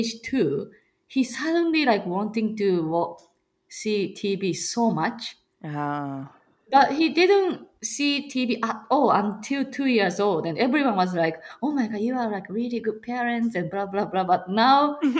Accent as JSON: {"language": "English", "country": "Japan", "also_born_or_lived": "Chicagoland, Illinois, United States", "moved": "yes", "lives_now": "Chicago, United States", "said": "I'm from Japan"}